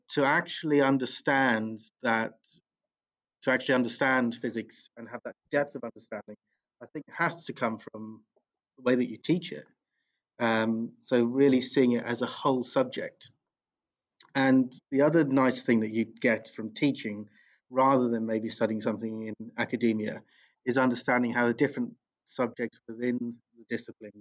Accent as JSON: {"language": "English", "town": "Bromley", "region": "London", "country": "United Kingdom", "tie": "born or raised there", "said": "I grew up locally. I grew up in Bromley"}